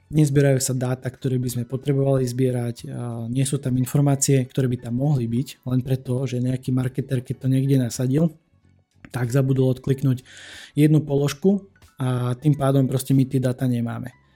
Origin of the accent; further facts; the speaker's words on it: eastern Slovakia, Slovakia; u nás na východe